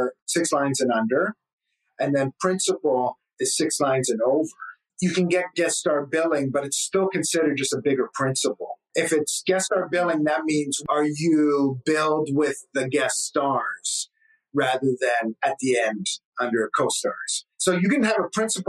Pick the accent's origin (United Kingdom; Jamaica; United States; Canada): Canada; I'm from Canada